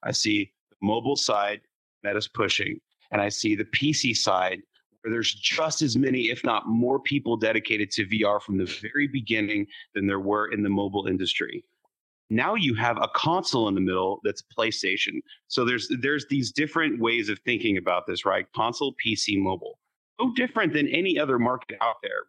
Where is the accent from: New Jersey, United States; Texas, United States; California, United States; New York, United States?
Texas, United States; San Antonio; I was born in San Antonio